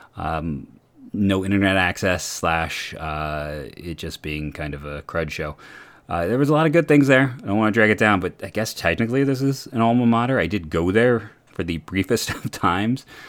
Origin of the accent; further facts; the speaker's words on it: Akron, Ohio, United States; I grew up around the University of Akron campus